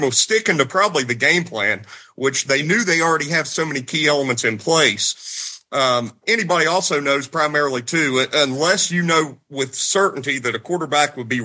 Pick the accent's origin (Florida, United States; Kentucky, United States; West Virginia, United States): West Virginia, United States; I grew up in West Virginia.